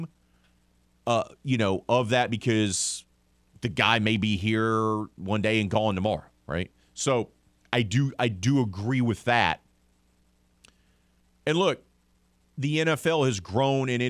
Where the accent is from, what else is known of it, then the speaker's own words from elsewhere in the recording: Mobile, Alabama, United States; I'm from Mobile, Alabama.